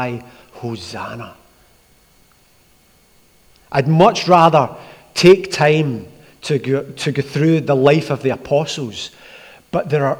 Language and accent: English; Glasgow, Scotland, United Kingdom; I grew up in Askeem in Glasgow.